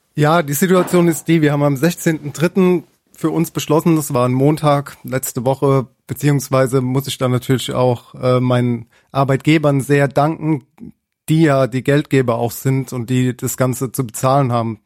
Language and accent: German; Mannheim, Baden-Württemberg, Germany; Ich selbst bin äh, Sternekoch, bin aus Mannheim